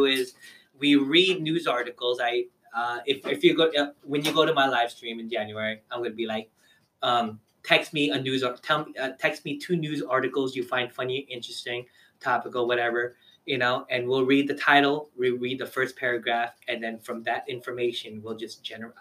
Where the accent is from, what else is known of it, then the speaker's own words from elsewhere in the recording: United States; I'm an American